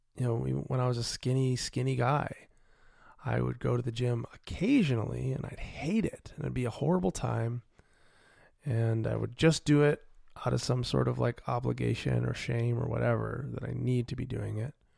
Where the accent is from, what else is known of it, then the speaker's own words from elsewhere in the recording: United States; I'm an American citizen